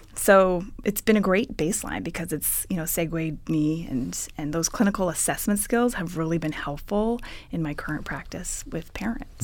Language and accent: English; Ottawa, Ontario, Canada; moved away as an adult; now in California, United States; I'm originally from Ottawa, Ontario, Canada.